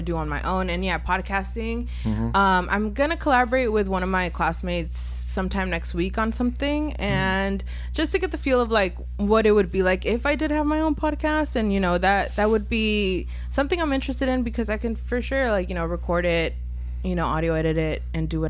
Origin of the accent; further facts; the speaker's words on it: Richmond, California, United States; also born or lived in Berkeley, California; I was born in Berkeley and I was raised in Richmond